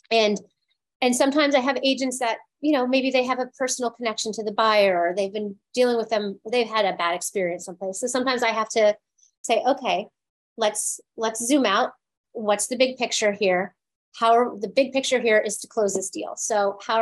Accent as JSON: {"language": "English", "region": "East Coast", "country": "United States", "tie": "born or raised there", "moved": "yes", "lives_now": "Los Angeles, United States", "said": "I grew up on the East Coast"}